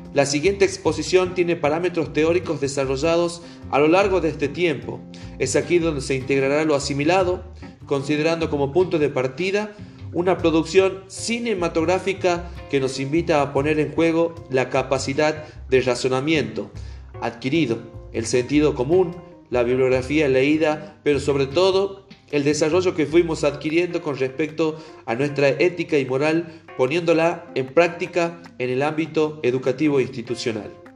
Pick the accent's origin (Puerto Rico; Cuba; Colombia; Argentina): Argentina; Como ciudadano argentino